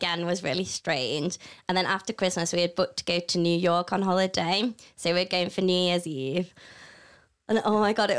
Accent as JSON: {"language": "English", "town": "Matlock", "region": "East Midlands", "country": "United Kingdom", "said": "I'm from Matlock. It's a small town."}